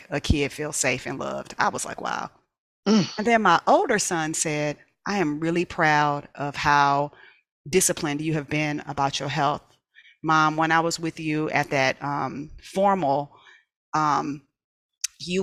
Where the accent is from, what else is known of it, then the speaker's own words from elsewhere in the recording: Inglewood, California, United States; I loved where I grew up in Imperial Village